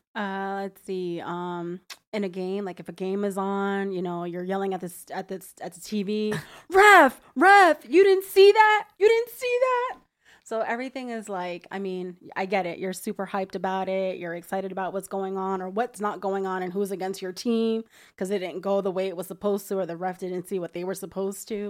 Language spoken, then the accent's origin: English; New Jersey, United States; moved away as an adult; now in Florida, United States; I'm originally from New Jersey, born and raised all my life. Been living in Florida for about five years now